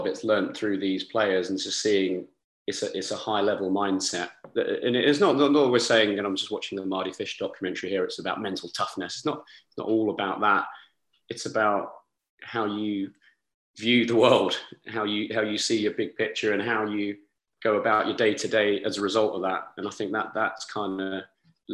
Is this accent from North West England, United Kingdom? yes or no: no; Rochester, South East England, United Kingdom; I'm from Kent, a little near Rochester. It's quite a small town, it's got a nice castle.